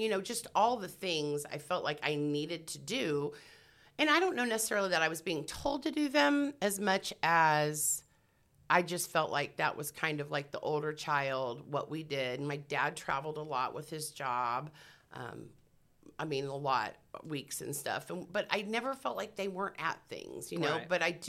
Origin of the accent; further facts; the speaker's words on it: Columbia, Missouri, United States; moved away; also born or lived in Texas; I grew up in the Midwest. I grew up in Columbia, Missouri, to a real Christian family.